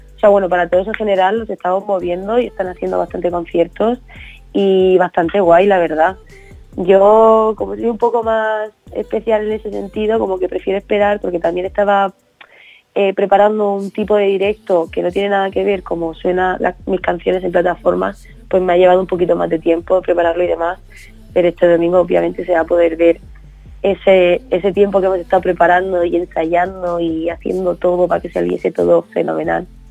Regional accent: Region of Murcia, Spain; now in Madrid, Spain; reconociendo mi tierra

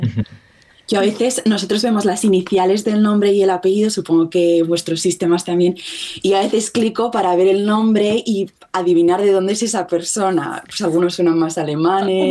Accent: Zaragoza, Aragon, Spain; moved away as an adult; now in Utrecht, Netherlands; Ahora mismo estoy en Zaragoza, que es de, de donde soy

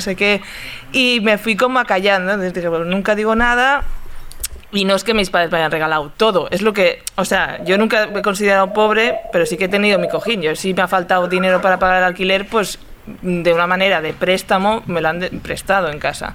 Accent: Barcelona, Catalonia, Spain; yo vengo de Sarria

